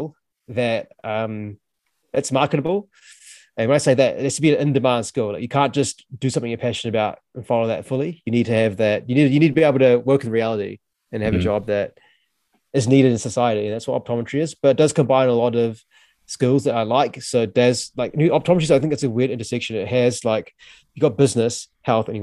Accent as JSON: {"language": "English", "country": "New Zealand", "tie": "born or raised there", "said": "I was born in New Zealand, but with Sri Lankan heritage."}